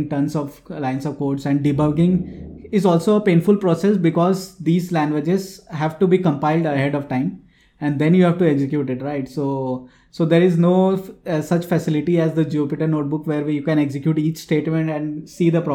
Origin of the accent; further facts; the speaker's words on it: Jamshedpur, Jharkhand, India; So I'm from Jamshedpur.